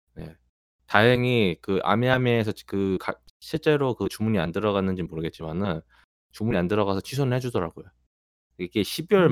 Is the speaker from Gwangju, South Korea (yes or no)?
no; Goyang, Gyeonggi Province, South Korea; 제 어린 시절에 거의 한 절반 가까이를 일산에 살았는데